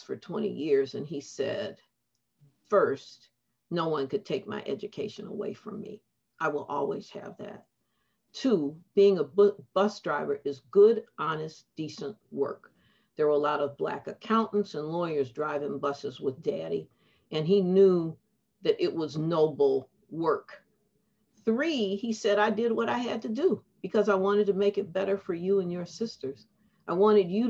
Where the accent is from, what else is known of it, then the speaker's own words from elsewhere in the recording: Detroit, Michigan, United States; I grew up in Detroit.